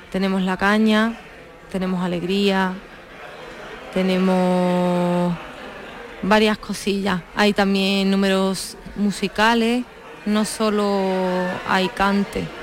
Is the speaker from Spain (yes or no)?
yes; Seville, Andalusia, Spain; Yo de Sevilla.